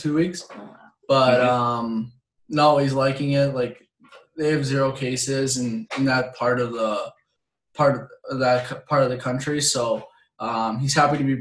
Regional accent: Canada; moved away; growing up in Canada, like, you're pretty much put on a pair of skates before you can walk.

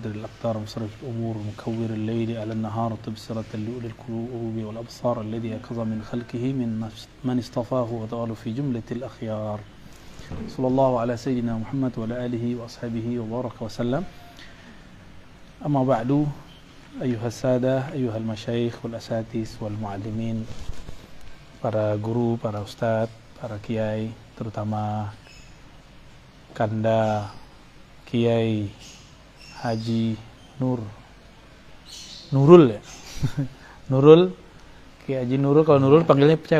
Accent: Sumatra, Indonesia; itu yang hilang di kampung saya di Sumatera itu hilang

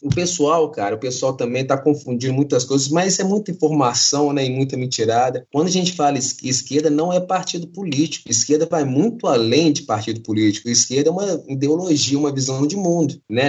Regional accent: Belo Horizonte, Minas Gerais, Brazil; sou de Belo Horizonte

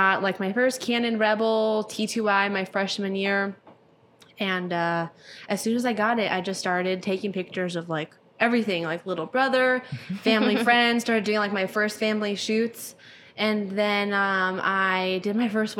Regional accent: Palm Springs, California, United States; that's my hometown

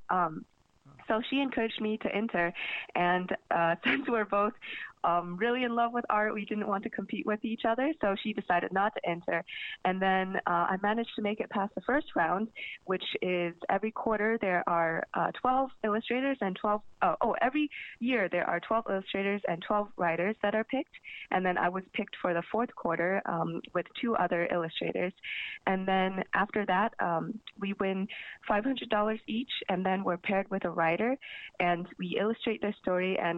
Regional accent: Sacramento, California, United States; also born or lived in Buffalo, United States / Seattle, United States; now in Philadelphia, United States; I was born in Buffalo, New York, but I moved to Seattle very early, and my dad uh, had to switch jobs pretty often, so we kept on moving between Seattle and Sacramento. But I would call Sacramento my home.

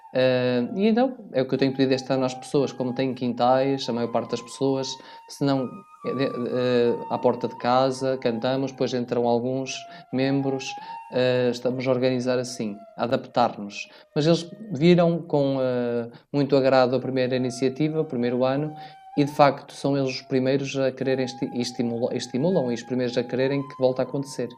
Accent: Vila Verde, Norte, Portugal; moved away as an adult; now in Alentejo, Portugal; eu sou natural da Diocese de Braga. Mais concretamente, sou minhoto de Vila Verde

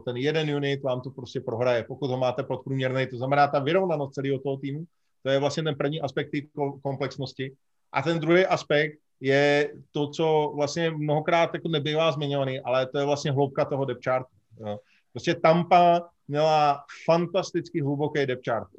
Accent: Bohemia, Czechia; u nás v Čechách

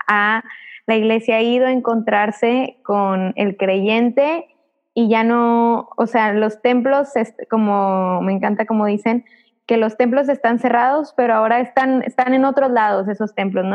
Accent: Monterrey, Nuevo León, Mexico; nosotros somos de Monterrey

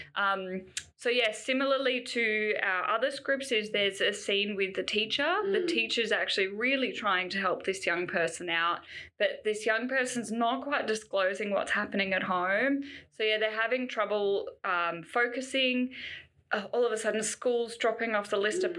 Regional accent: Canberra, Australian Capital Territory, Australia; growing up in Canberra, I'm sure we had programs that came to our school

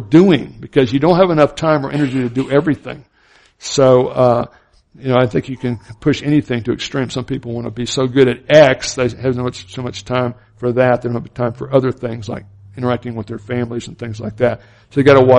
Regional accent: Florida and Alabama, the South, United States; I grew up in the Southern Baptist culture in Florida and Alabama

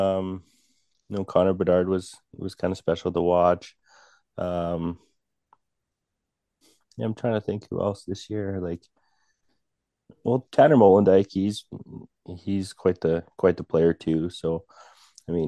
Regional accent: Birch Hills, Saskatchewan, Canada; I grew up in Birch Hills, which is only about 20 minutes, half hour down the road

